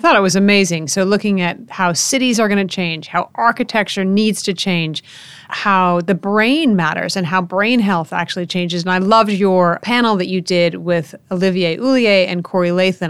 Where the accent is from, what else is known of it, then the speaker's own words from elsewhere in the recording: United States; the United States my home country